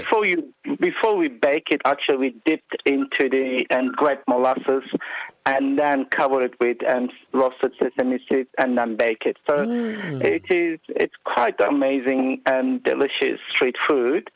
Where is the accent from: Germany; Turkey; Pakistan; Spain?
Turkey; Istanbul; moved away as an adult; now in Australia; I was born in Istanbul